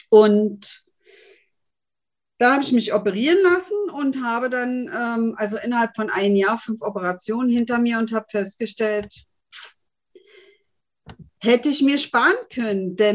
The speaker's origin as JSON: {"language": "German", "region": "Berlin", "country": "Germany", "said": "bin äh, 49 Jahre jung und komme eigentlich aus Berlin."}